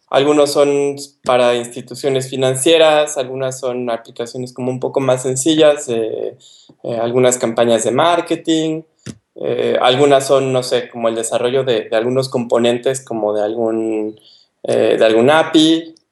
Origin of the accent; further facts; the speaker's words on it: Mexico City, Mexico; moved away as an adult; also born or lived in Ensenada, Mexico; now in Poland; yo soy del DF, estudié en, en, la UNAM